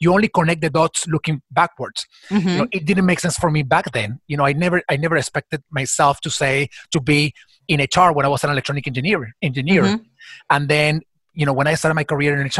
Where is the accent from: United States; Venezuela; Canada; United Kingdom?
Venezuela; moved away as an adult; my country, my home country, or my birth country, Venezuela